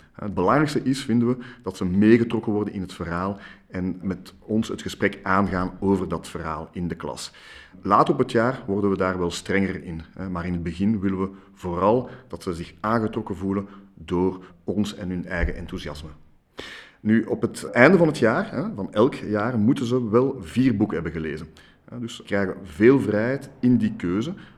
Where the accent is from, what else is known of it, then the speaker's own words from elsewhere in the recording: Brussels, Brussels-Capital Region, Belgium; ik ben in Brussel opgegroeid, in Jette